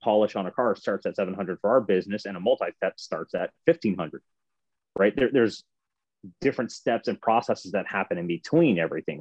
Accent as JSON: {"language": "English", "area": "north of Cincinnati, near Dayton", "region": "Ohio", "country": "United States", "said": "I'm north of Cincinnati. Just say Cincinnati, Dayton, Ohio"}